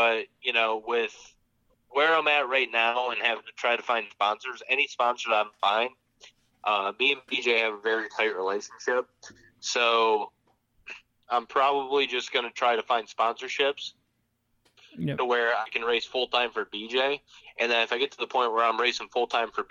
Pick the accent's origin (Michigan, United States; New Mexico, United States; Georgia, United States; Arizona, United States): Michigan, United States; now in Charlotte area, North Carolina, United States; where I grew up in Michigan